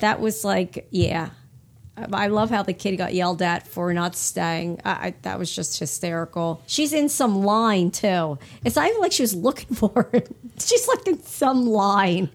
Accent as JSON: {"language": "English", "town": "Hamilton", "region": "New Jersey", "country": "United States", "tie": "born or raised there", "also_born_or_lived": "Burlington area, New Jersey", "said": "when I grew up in Hamilton, uh, in New Jersey, it was just like thirty minutes from where we are now in the Burlington area"}